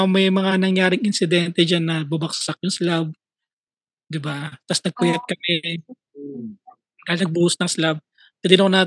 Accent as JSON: {"language": "Tagalog", "town": "Taguig", "region": "Metro Manila", "country": "Philippines", "said": "Yeah, pamilyar ako kasi taga Tagig ako eh. Tagig pa"}